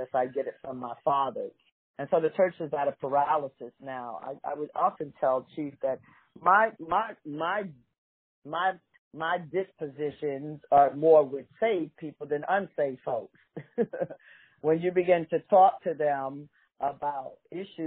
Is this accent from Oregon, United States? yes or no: no; New York City, New York, United States; I'm from New York City, born in the concrete jungle